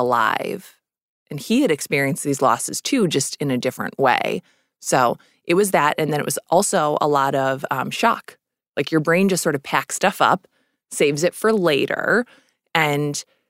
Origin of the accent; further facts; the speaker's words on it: Minnesota, United States; moved away; also born or lived in New York City; I grew up in Minnesota, so I came here late